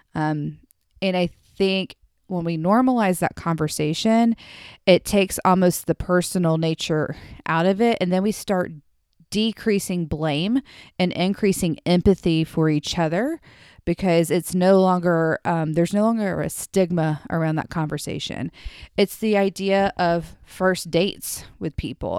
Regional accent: the South, United States; I am from the South

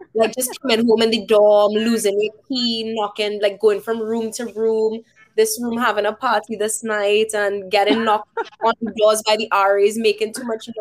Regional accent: Trinidad & Tobago; accent: Trini; moved away as an adult; now in Canada; I was known as like the Trini girl in certain like circles. Like they know me for my accent

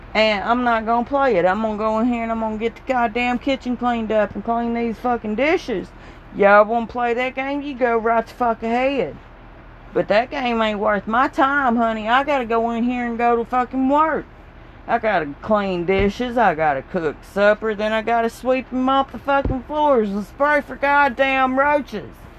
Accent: the South, Southern United States, United States; accent: Southern; my accent here because we got another Southern Belle

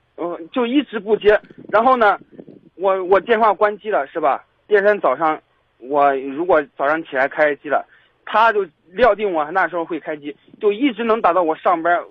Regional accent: Pingdingshan, Henan, China; moved away; 我们老家是平顶山的

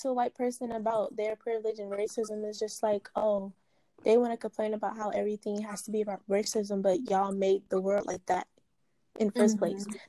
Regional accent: Durham, United States; When I was growing up in Durham, we stayed in, like, apartments.

